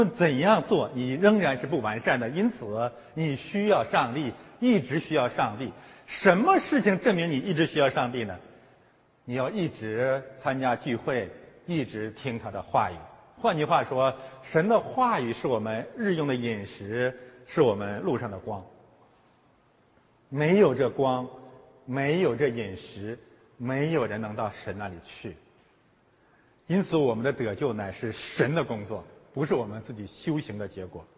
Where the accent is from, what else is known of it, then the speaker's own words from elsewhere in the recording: China; now in Canada; 对于中国移民来讲呢，我们从中国来到了加拿大